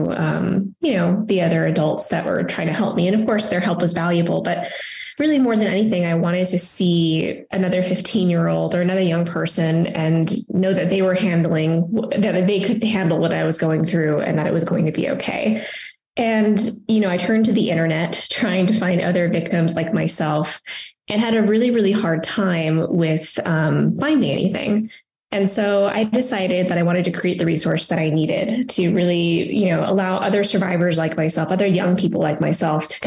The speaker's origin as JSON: {"language": "English", "town": "Las Cruces", "region": "New Mexico", "country": "United States", "said": "I'm from Las Cruces, New Mexico."}